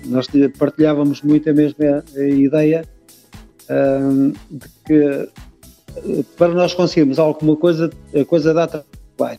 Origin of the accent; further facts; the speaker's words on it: Leiria, Centro, Portugal; Nós somos de Leiria